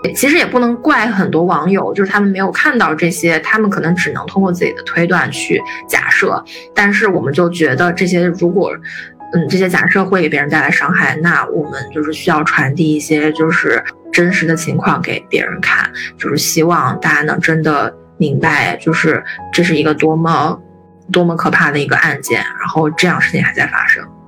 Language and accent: Chinese; China; 我们作为中国人